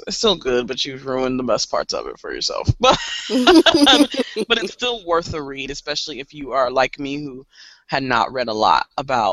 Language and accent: English; Kansas City, United States; I grew up here in Kansas City